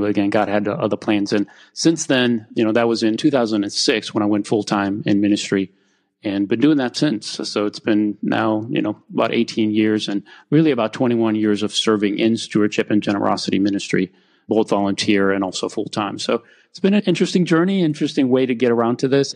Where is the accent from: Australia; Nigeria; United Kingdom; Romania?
Romania; now in United States; I grew up in Romania while I was still under communism